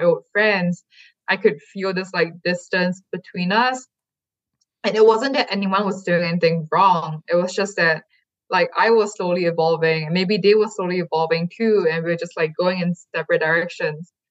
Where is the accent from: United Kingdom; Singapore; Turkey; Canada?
Singapore; moved away as an adult; also born or lived in California; I never really saw one that reflected my hometown or even mentioned my hometown.